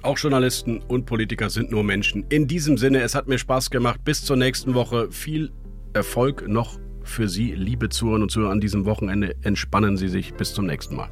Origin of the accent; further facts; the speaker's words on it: Rhineland, Germany; im Rheinland, in meiner Heimat